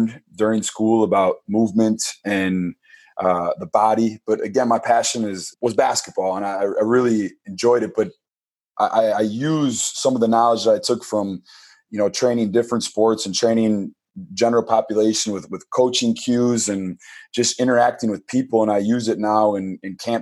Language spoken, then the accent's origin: English; Pewaukee, Wisconsin, United States; the community that I grew up in Pewaukee, Wisconsin